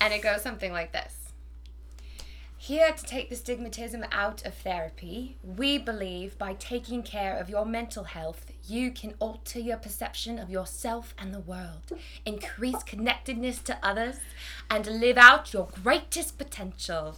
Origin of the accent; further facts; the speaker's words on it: North Carolina, United States; moved away as an adult; now in Los Angeles, United States; I'm from North Carolina